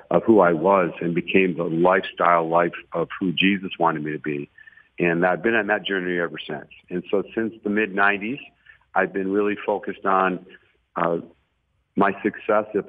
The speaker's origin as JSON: {"language": "English", "town": "Detroit", "region": "Michigan", "country": "United States", "tie": "born or raised there", "also_born_or_lived": "Tallahassee", "moved": "as an adult", "lives_now": "Dallas, United States", "said": "we were raised in, you know, lower class America in the city of Detroit, just outside of downtown"}